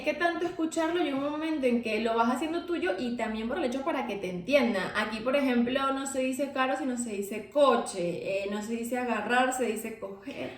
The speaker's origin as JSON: {"language": "Spanish", "country": "Venezuela", "said": "nosotros somos de Venezuela"}